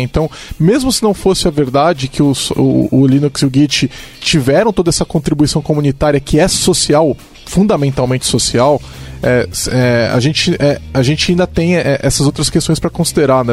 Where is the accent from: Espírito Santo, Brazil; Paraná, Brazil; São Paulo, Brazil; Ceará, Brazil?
São Paulo, Brazil; eu sou de São Paulo